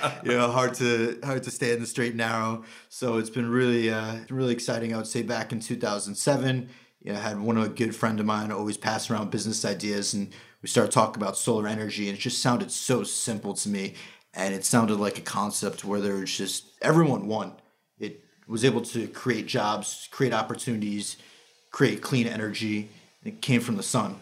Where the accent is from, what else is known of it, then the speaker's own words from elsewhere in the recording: Long Island, New York, United States; relocated back to the greater Long Island area. That's where I'm from, born and raised